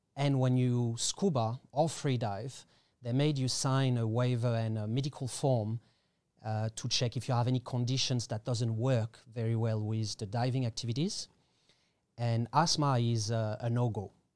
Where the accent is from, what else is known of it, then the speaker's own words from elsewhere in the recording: Paris, Île-de-France, France; English is a second language; moved away as an adult; also born or lived in Australia / Thailand; now in Koh Tao, Thailand; I was born in Paris